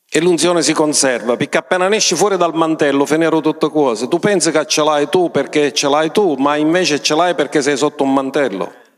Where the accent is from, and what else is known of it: Sicily, Italy